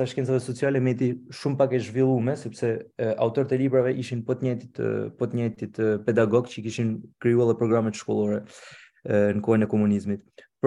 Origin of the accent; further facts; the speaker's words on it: Albania; moved away as an adult; mos dëshmërisht këto pa që hasim, por kanë kënë element që kanë kryu, letësin për me lënë Shqipnin në 2017 që jam largune.